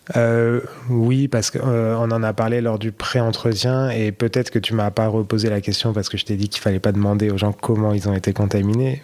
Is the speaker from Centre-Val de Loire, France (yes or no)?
yes; Blois, Centre-Val de Loire, France; accent: accent de Blois; moved away as an adult; now in Paris, France; j'ai grandi à Blois